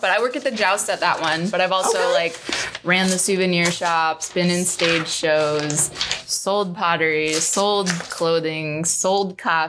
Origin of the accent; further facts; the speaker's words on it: Phoenix, Arizona, United States; also born or lived in Lubbock, Texas; I don't know. I was a kid. So I feel like I'm more from Phoenix.